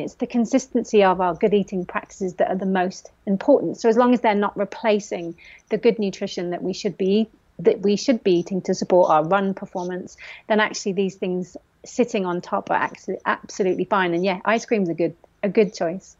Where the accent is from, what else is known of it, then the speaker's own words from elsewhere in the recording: Forest of Dean, South West England, United Kingdom; I grew up in the Forest of Dean, so had trails on the back door